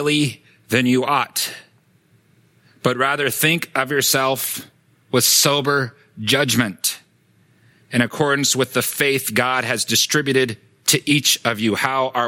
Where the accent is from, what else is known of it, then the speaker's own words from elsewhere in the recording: Sacramento, California, United States; when I grew up in Sacramento, California, Strawberry Manor